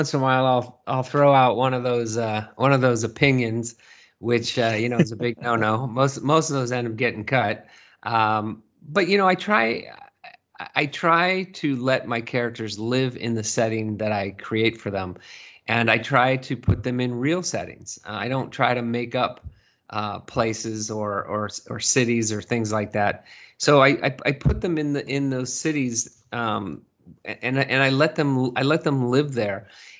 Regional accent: Burlingame, California, United States; moved away as an adult; now in Seattle, United States; No, I grew up in Burlingame, California. And I lived there in the Bay Area up until I was probably 30. I was probably 36, 37 when we moved to Seattle.

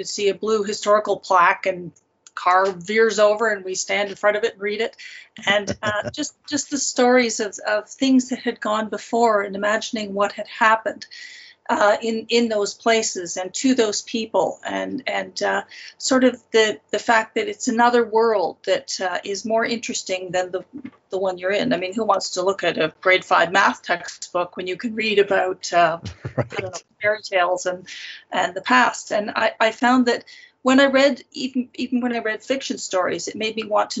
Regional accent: Toronto and Ottawa, Ontario, Canada; now in Calgary, Canada; I'm originally from Toronto and Ottawa, and I now live out in the west, near Calgary, in Alberta.

